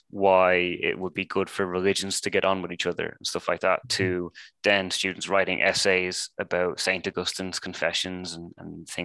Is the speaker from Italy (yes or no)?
no; Ireland; moved away as an adult; now in United Kingdom; I'm from Ireland